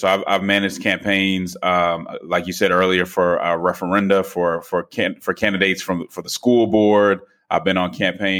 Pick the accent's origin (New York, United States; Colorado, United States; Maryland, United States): Colorado, United States; Denver; Sure. So I grew up in Denver, Colorado. My mother's a PK, so I grew up in the church